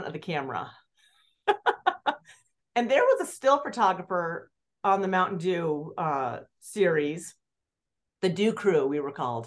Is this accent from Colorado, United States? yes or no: yes; Aspen, Colorado, United States; growing up in Aspen